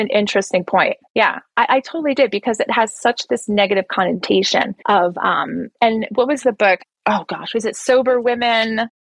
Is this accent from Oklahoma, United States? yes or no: no; New Jersey, United States; moved away as an adult; now in Colombia; I'm originally from New Jersey